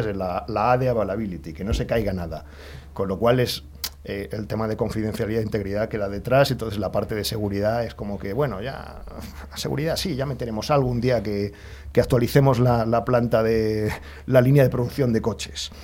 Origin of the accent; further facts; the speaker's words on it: Alcorcón, Community of Madrid, Spain; nací, o sea, el hospital estaba en Madrid, yo me he criado en Alcorcón.